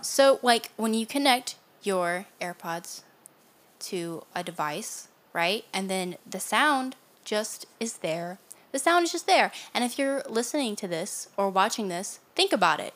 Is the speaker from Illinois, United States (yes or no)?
no; Louisiana, United States; accent: southern